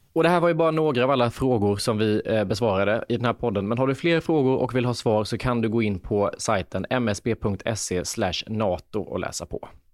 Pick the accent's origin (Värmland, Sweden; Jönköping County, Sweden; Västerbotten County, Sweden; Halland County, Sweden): Jönköping County, Sweden; Lanna; now in Stockholm, Sweden; Jag kommer inte ens från Värnamo, jag kommer från Lanna, en by utanför där det bor typ 400 invånare